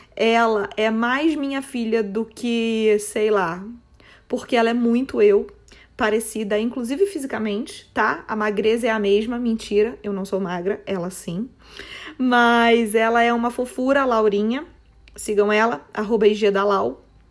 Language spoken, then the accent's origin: Portuguese; Petrópolis, Rio de Janeiro, Brazil; Sou petropolitana, ou seja, é, moro, em, moro e nasci em Petrópolis, uma cidade do interior do Rio de Janeiro